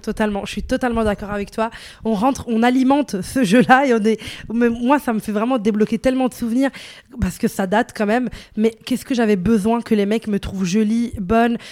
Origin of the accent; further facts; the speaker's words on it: Morocco; je suis une femme, je suis marocaine